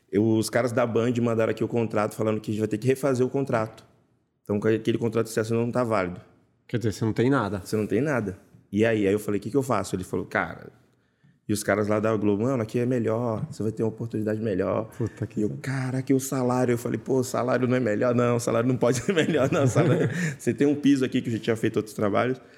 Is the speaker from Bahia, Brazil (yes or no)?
yes; Bahia, Brazil; born there; lá onde eu nasci, na Bahia, também come